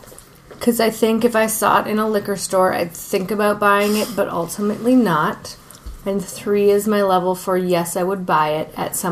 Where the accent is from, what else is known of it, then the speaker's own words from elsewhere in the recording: United States; Hi, I'm American.